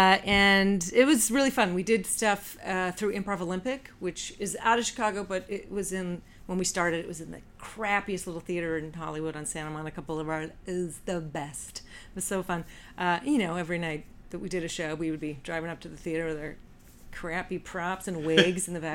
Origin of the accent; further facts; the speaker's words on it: Canada; moved away; I'm Canadian